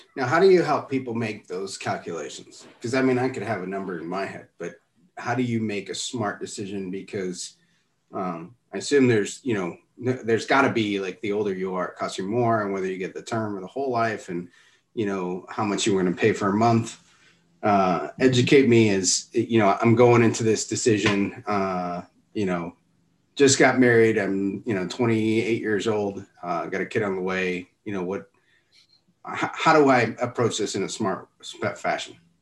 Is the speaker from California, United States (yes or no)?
no; Miami, Florida, United States; a guy from Miami